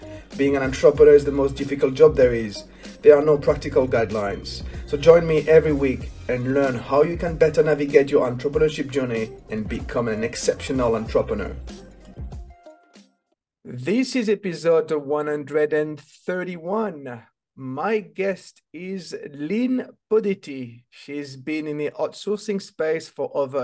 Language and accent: English; France; I'm French